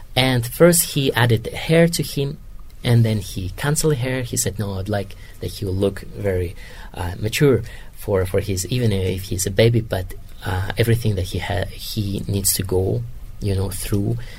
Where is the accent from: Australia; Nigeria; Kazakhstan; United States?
Kazakhstan; English is a second language; moved away as an adult; now in Rome, Italy; I'm from Kazakhstan